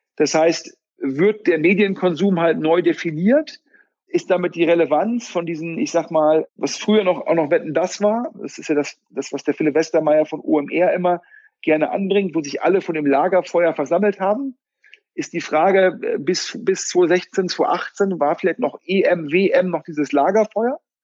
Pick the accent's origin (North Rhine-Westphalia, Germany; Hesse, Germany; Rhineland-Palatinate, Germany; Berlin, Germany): North Rhine-Westphalia, Germany; Düsseldorf; als Düsseldorfer